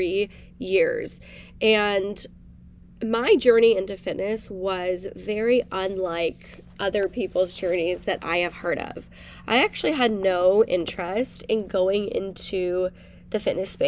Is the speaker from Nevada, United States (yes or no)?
yes; Reno, Nevada, United States; now in Austin, United States; I am originally from Reno, Nevada, currently living in Austin, Texas.